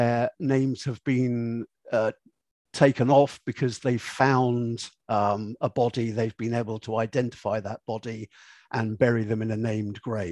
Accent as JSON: {"language": "English", "country": "United Kingdom", "said": "being British"}